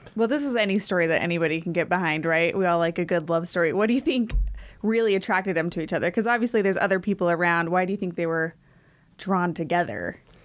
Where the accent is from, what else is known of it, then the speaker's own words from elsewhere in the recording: Centerville, Utah, United States; I'm actually from Centerville, Utah.